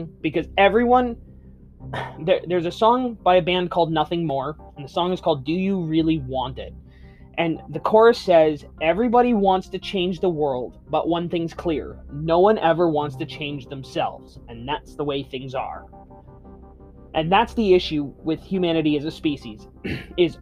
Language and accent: English; Canada; being Canadian, to being born in Canada